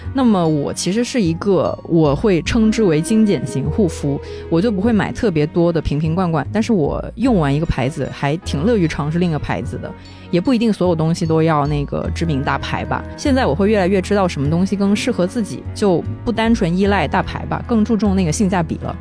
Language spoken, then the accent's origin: Chinese; the South, southern China, China; 我作为一个南方人